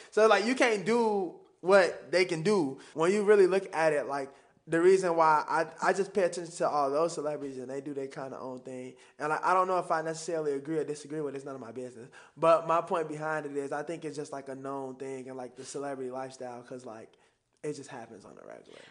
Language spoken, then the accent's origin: English; Chicago, Illinois, United States; I still talk like I'm from Chicago. I still got the slang